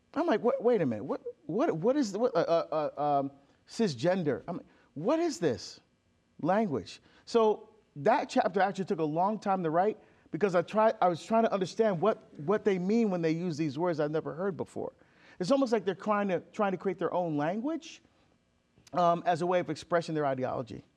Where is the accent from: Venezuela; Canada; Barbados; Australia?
Barbados; I'm from Barbados. I love my heritage. I love our food, our music, our culture. I still speak our dialect.